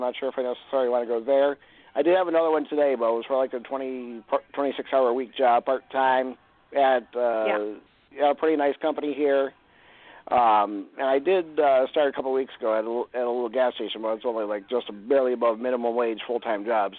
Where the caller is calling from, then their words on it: Cleveland, Ohio, United States; Hi, Jorianne … from Cleveland.